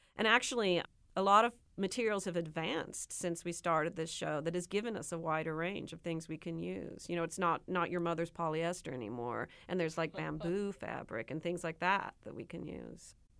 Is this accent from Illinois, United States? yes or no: no; Nebraska, United States; I'm from Nebraska